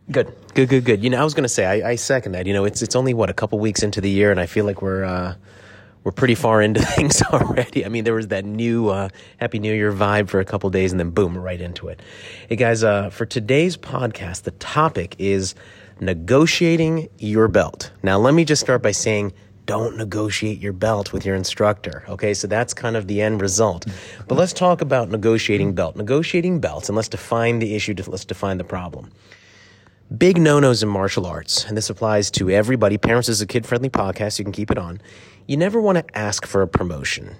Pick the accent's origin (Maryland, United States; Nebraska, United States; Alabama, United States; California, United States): Maryland, United States; Silver Spring; we grew up in Silver Spring, Maryland